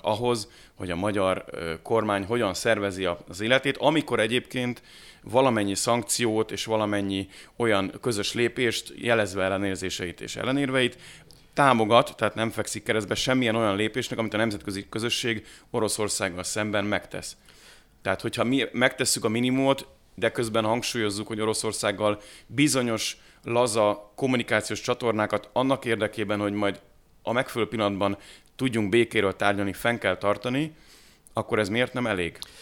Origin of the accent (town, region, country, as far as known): Hungary